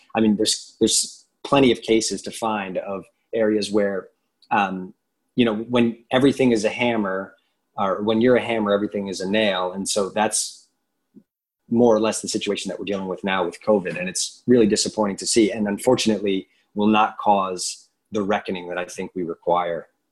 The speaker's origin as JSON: {"language": "English", "country": "United States", "said": "we as American Christians"}